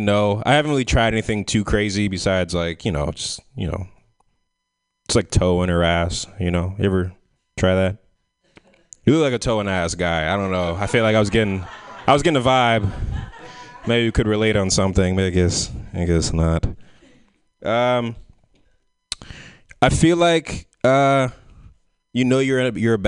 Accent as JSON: {"language": "English", "town": "San Francisco", "region": "California", "country": "United States", "tie": "born or raised there", "said": "growing up in San Francisco"}